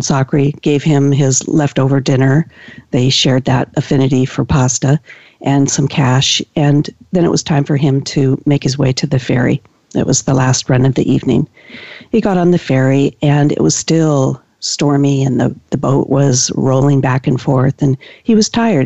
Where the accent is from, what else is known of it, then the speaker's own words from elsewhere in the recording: Washington, United States; I've been practicing now for 18 years here in, in my county in Washington